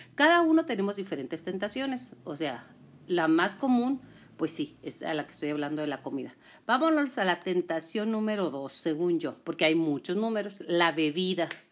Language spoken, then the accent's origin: Spanish; Chihuahua, Mexico; soy de Chihuahua, ¿eh? Por eso hablo con la Che.